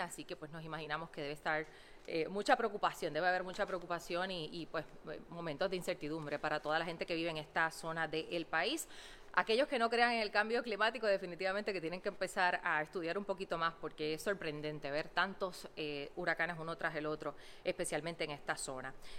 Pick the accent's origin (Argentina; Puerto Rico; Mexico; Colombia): Puerto Rico; Utuado; soy de Utuado